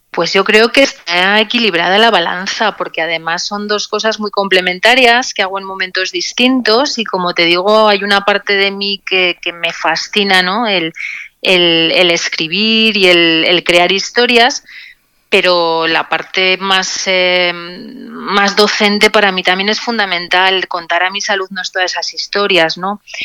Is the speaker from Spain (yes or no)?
yes; Zaragoza, Aragon, Spain; moved away as an adult; now in Logroño, Spain; soy zaragozana de nacimiento